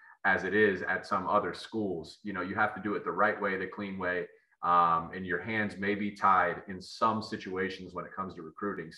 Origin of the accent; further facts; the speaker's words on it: Columbus, Ohio, United States; moved away as an adult; also born or lived in Michigan; I grew up a kid in Columbus, Ohio.